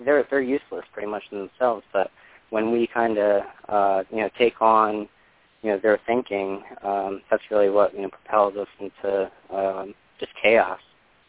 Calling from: New York, United States; Hi, everybody. This is … calling from New York.

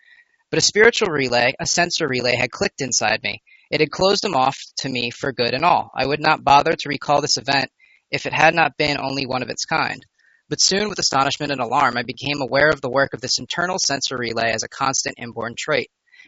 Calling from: New York, United States; Brent, I'm from New York.

